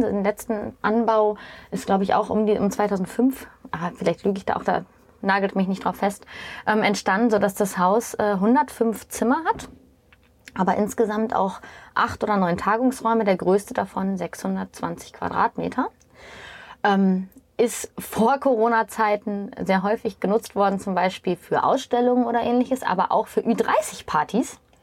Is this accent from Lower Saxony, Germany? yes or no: yes; East Frisia, Lower Saxony, Germany; also born or lived in Essen / Norderney / Düsseldorf; ich als Ostfriesin